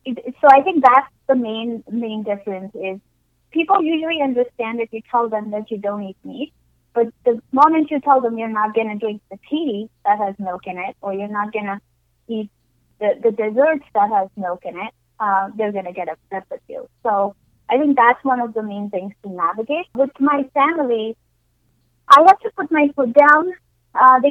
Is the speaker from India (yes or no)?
yes; India; now in United States; I grew up in India